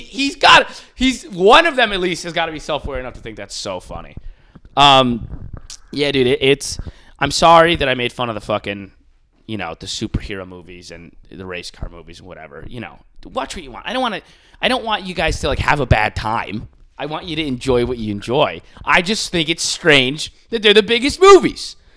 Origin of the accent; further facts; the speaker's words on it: Buffalo, New York, United States; I'm like from Buffalo